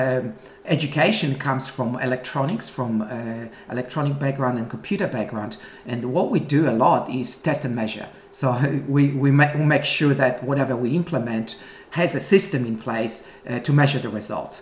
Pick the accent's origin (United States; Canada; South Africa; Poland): Poland; moved away as an adult; now in Melbourne, Australia; I came from Poland in 1988 and arrived in Melbourne with just $50 in my pocket